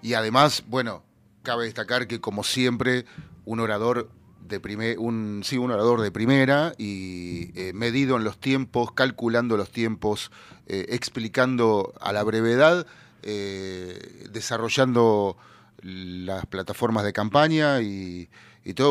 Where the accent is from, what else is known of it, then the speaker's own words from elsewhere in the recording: Buenos Aires Province, Argentina; yo no soy porteño de ley, yo soy bonaerense pero la capital está muy cerca